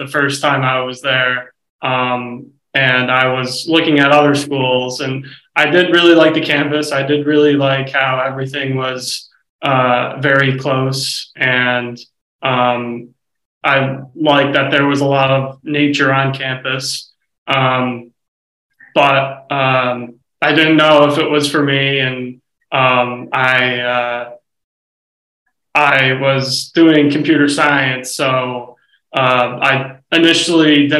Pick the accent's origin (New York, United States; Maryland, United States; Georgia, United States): New York, United States; Colonie; I grew up right in Colony, New York